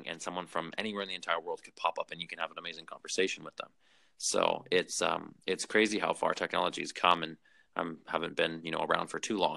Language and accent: English; Vancouver, British Columbia, Canada; I'm from Vancouver.